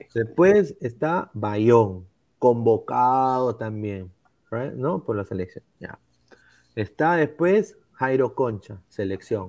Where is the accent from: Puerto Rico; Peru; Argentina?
Peru